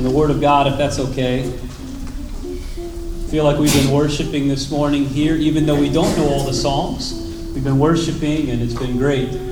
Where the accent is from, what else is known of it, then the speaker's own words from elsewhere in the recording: Chestertown, Maryland, United States; born there; Uh, but I was born in Chestertown, Maryland, so I have a little bit.